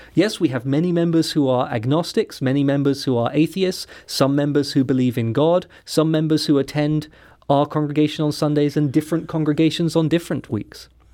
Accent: London, United Kingdom; moved away; I'm not from the United States, mm-hmm. I'm from London, England.

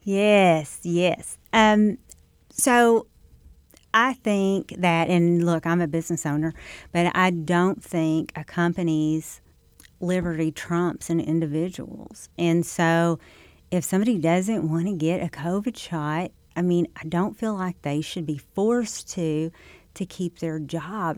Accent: Scott County, Missouri, United States; I'm from Saxton. Um, to Scott County. I actually live outside Scott City now

